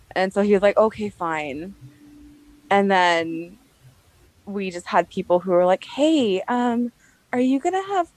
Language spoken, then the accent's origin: English; Anaheim, California, United States; moved away as an adult; also born or lived in Phoenix, Arizona; now in Montana, United States; I grew up in Anaheim Hills